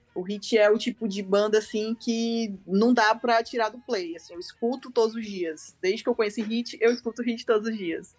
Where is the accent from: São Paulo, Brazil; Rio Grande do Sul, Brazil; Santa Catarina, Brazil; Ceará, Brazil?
Ceará, Brazil; eu sou do Ceará